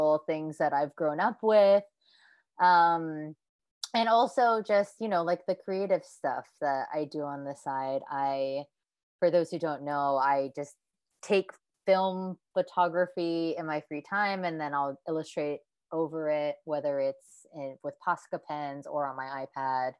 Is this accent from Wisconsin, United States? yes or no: no; Hawaii, United States; moved away as an adult; also born or lived in San Francisco, United States / New York, United States; now in Japan; I was born and raised in Hawaii